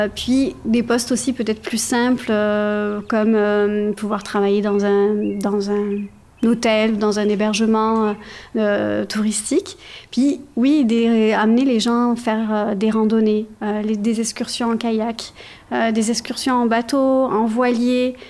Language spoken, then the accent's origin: French; Provence-Alpes-Côte d'Azur, France; moved away as an adult; also born or lived in Quebec / Saguenay-Lac-Saint-Jean; now in Saguenay, Canada; je viens de la France, d'un petit village entre Aix euh, en Provence et Marseille qui s'appelle Peigné. J'ai grandi là-bas, j'ai vécu pendant les 30 premières années de ma vie là-bas